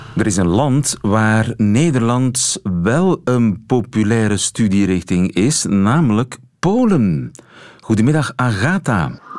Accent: Flanders, Belgium; mijn eh, Vlaamse identiteit

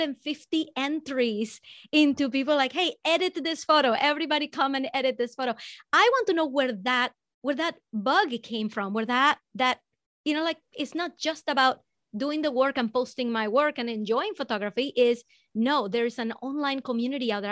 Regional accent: Venezuela; I'm from Venezuela

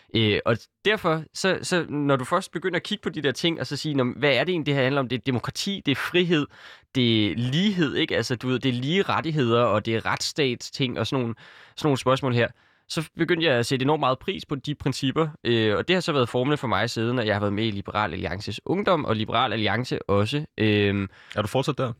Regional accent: Copenhagen, Capital Region of Denmark, Denmark; jeg kommer her fra København og har boet hele mit liv

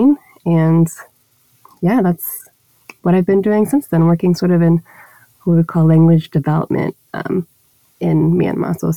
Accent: Dallas, Texas, United States; moved away; I grew up in Dallas, Texas, in the United States

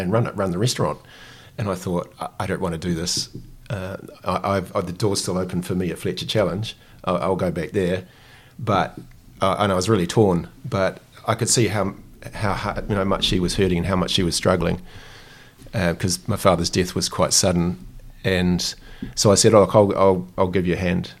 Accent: New Zealand; as a Kiwi

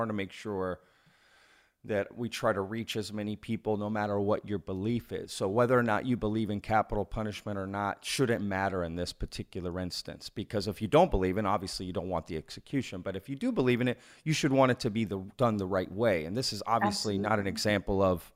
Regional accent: Texas, United States; my time as an American and as a Texan in small towns

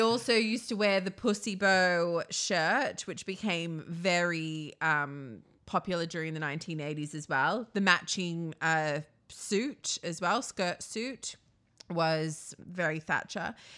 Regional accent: Australia; I'm from Australia

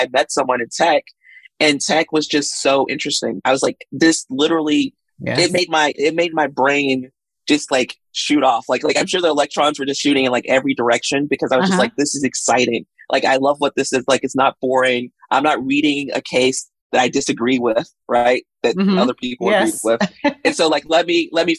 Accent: Mississippi, United States; now in Los Angeles, United States; I'm originally from Mississippi. So I was born in Mississippi to a single mother

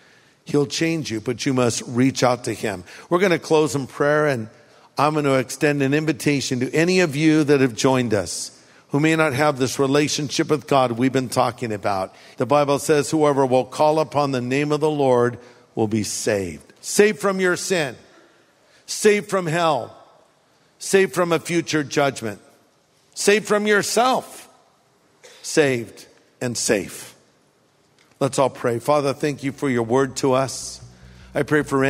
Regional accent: California, United States; I grew up here in California

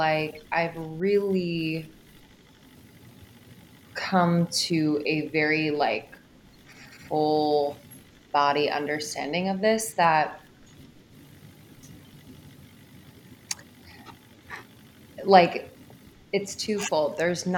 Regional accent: Pennsylvania, United States; moved away as an adult; also born or lived in Boston / New York; I grew up in Pennsylvania, oldest of four kids

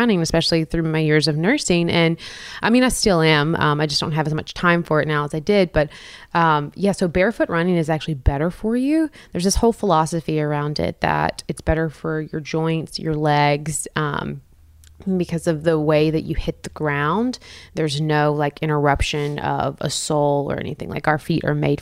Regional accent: Texas, United States; moved away as an adult; also born or lived in Austin, Texas; now in Nashville, United States; I'm from Texas, small town, and I went to school UT Austin

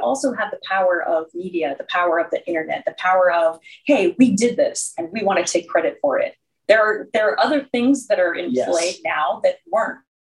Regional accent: Chicago, Illinois, United States; Okay, I'm from Chicago, and Yahtzee is like an every night thing.

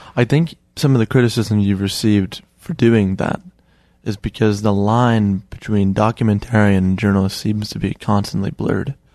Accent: Chicago, Illinois, United States; someone who was born and raised in Chicago

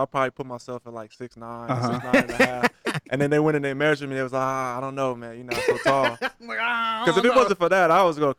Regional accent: Fairfax, Virginia, United States; Well, for me, I was so arrogant and cocky and big-headed because I was like, I come from Fairfax.

